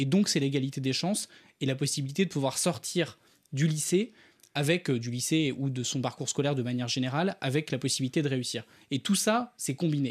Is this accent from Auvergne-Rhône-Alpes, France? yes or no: yes; Ardèche, Auvergne-Rhône-Alpes, France; j'ai grandi en Ardèche